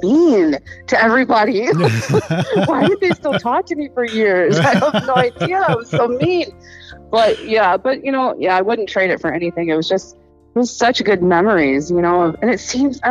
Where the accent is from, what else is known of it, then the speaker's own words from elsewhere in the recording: Yorkville, Illinois, United States; I grew up in Yorkville.